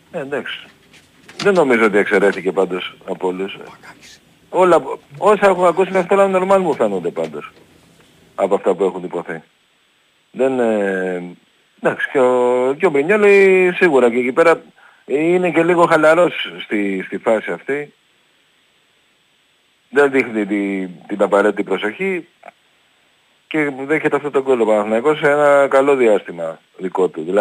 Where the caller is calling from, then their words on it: Central Greece, Greece; από την Εύβοια, τι κάνετε.